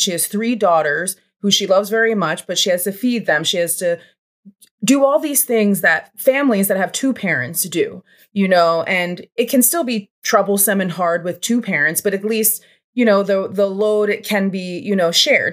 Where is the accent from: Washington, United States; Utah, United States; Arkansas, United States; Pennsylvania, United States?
Pennsylvania, United States; Levittown; I grew up in Bucks County, Pennsylvania, more specific to that Langhorne, Levitt Town, P